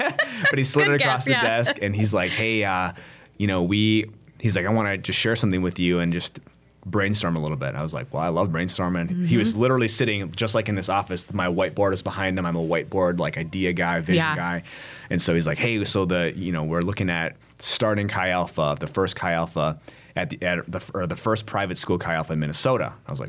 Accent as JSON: {"language": "English", "country": "South Korea", "said": "I'm like from South Korea, you know what I mean? Like coming here."}